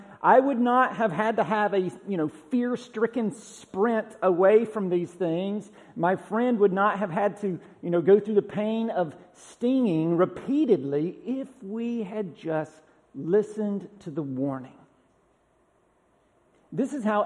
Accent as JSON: {"language": "English", "region": "Georgia", "country": "United States", "tie": "born or raised there", "moved": "yes", "lives_now": "Tennessee, United States", "said": "I haven't seen this in Tennessee since I've lived here, but growing up in Georgia"}